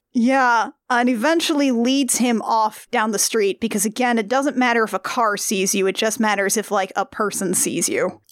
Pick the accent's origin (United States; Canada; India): United States